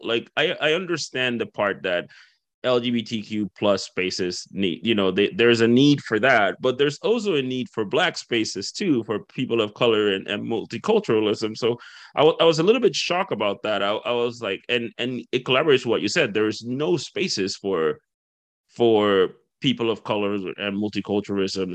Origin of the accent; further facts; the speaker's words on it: Dominican Republic; moved away; I'm from the Caribbean as well. I'm from the Dominican Republic